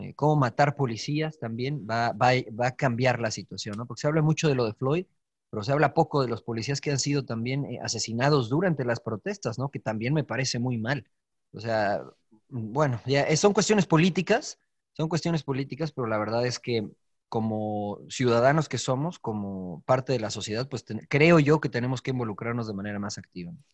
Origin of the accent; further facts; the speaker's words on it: Mexico; moved away as an adult; now in United States; Soy mexicano de nacimiento y también quiero mucho a mi país